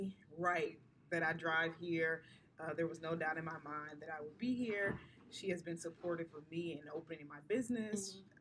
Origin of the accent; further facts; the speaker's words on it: Dayton, Ohio, United States; I'm from Dayton, Ohio.